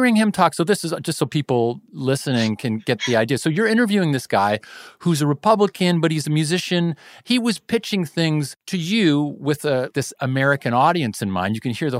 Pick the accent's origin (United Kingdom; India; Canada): Canada; Kitchener, Ontario; also born or lived in Toronto; the people I grew up around in Kitchener and Toronto